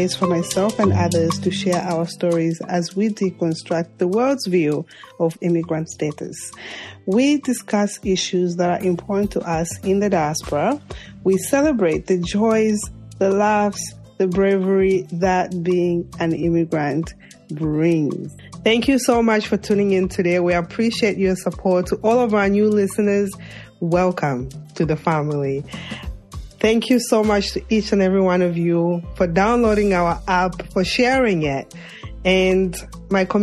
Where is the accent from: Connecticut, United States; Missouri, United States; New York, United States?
New York, United States; New York City; my hometown, Brooklyn, New York